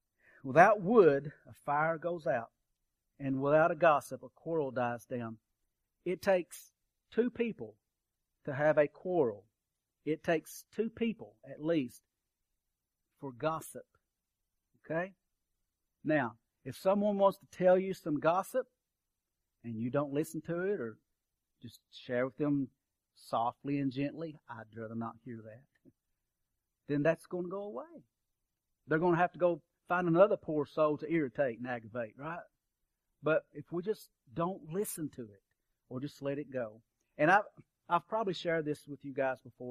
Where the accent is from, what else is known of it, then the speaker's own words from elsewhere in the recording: Kentucky, United States; I'm from Kentucky. We burned coal at our campfire.